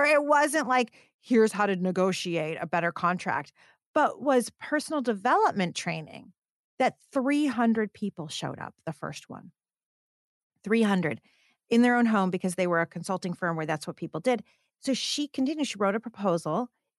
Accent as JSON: {"language": "English", "town": "Detroit", "region": "Michigan", "country": "United States", "said": "When I started my career, I was actually in automotive because I'm from Detroit."}